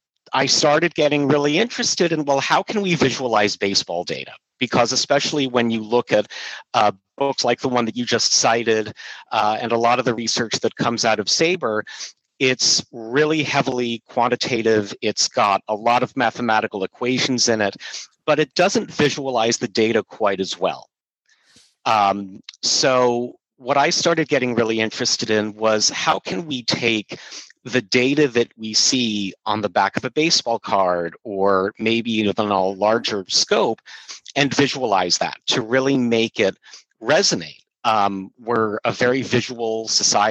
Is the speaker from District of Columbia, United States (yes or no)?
yes; Washington, District of Columbia, United States; moved away as an adult; also born or lived in New York; I grew up in the Washington, D.C. area